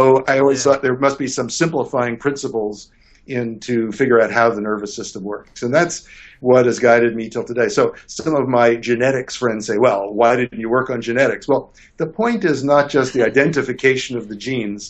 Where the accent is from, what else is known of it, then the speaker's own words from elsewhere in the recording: New York City, New York, United States; I grew up in New York City